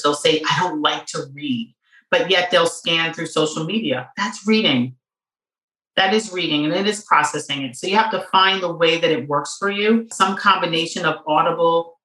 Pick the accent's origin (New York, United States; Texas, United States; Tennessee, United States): New York, United States; New York City; I grew up in New York City in the 70s and the 80s